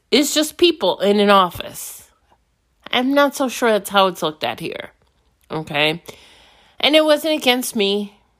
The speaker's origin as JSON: {"language": "English", "town": "New York City", "region": "New York", "country": "United States", "moved": "yes", "said": "I'm from New York City."}